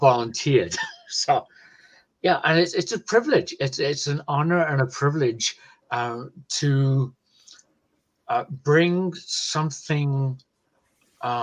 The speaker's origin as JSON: {"language": "English", "region": "England", "country": "United Kingdom", "moved": "as an adult", "lives_now": "United States", "said": "from England, now in America."}